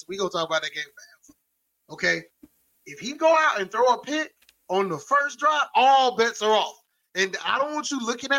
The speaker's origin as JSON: {"language": "English", "town": "Atlanta", "region": "Georgia", "country": "United States", "said": "I actually went to the game. Because around Thanksgiving. So, I'm from Atlanta."}